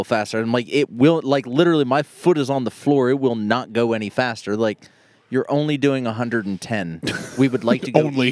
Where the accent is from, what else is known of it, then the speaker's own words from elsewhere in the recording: Toronto, Ohio, United States; moved away; Growing up in Toronto